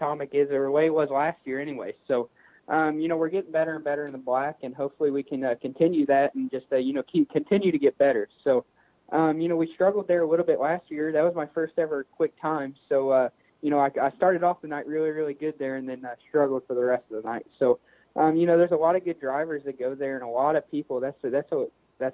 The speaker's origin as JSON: {"language": "English", "region": "Indiana", "country": "United States", "tie": "born or raised there", "said": "it's my hometown crowd"}